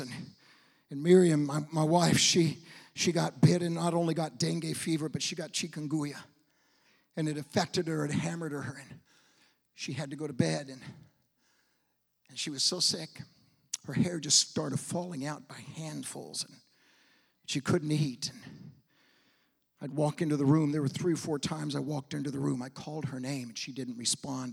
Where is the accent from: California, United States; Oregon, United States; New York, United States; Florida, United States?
Oregon, United States; Portland; moved away; also born or lived in Argentina; I was born in Portland, Oregon